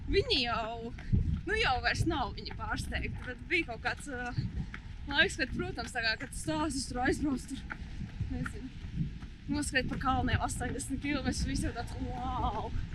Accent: Riga, Latvia; also born or lived in Alūksne; Principā no Rīgas.

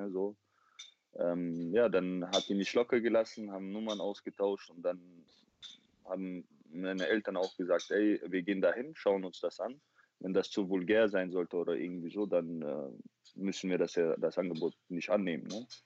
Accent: Chechnya, Russia; ich habe ihr erklärt, ich komme aus Tschetschenien und so, bei uns gibt es keine Models und sowas.

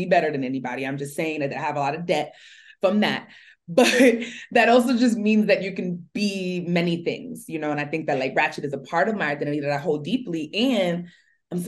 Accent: New York City, New York, United States; I'm from Brooklyn, East New York, specifically pre-gentrified Brooklyn

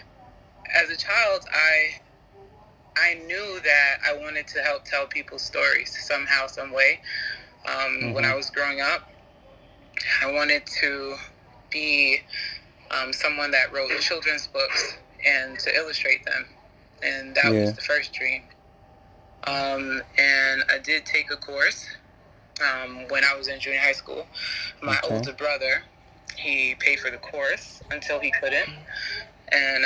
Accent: United States; as an American, but having African parents and African family

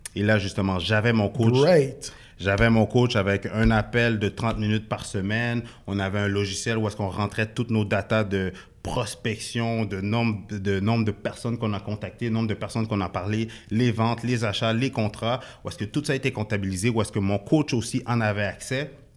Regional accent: Quebec, Canada; also born or lived in Haiti (ancestry); je suis d'origine haïtienne, né au Québec

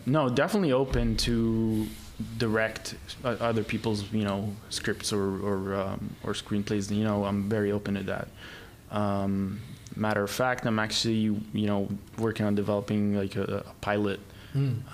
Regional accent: Egypt; moved away; I grew up in Egypt

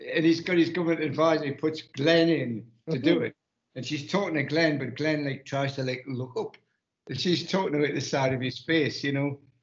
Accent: United Kingdom; we being the British public

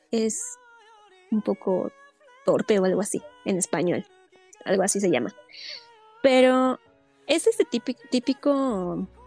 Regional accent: Mexico

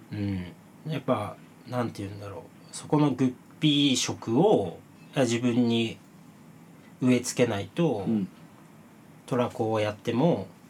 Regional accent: Toki, Gifu, Japan; moved away as an adult; now in Tokyo, Japan; 岐阜県土岐市っていう町は陶器がすごく盛んな町でうん炎の町って呼ばれてるんですけど

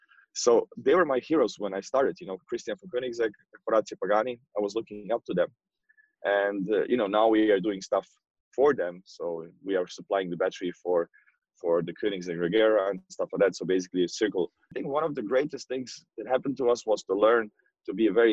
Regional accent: Croatia; I was, I mean, I'm from Croatia and he was born in Croatia.

